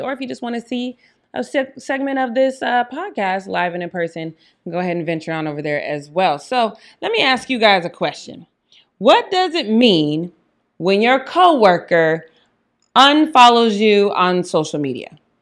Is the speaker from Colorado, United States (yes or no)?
yes; Denver, Colorado, United States; I'm from Denver